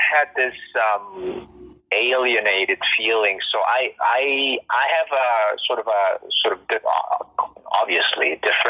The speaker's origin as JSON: {"language": "English", "town": "Toronto", "region": "Ontario", "country": "Canada", "tie": "born or raised there", "said": "living and growing up and living in Toronto"}